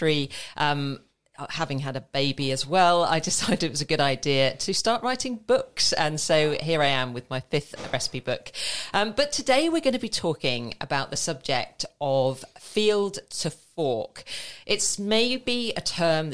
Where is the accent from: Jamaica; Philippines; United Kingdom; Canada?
United Kingdom; St Albans, East of England; I grew up in St. Albans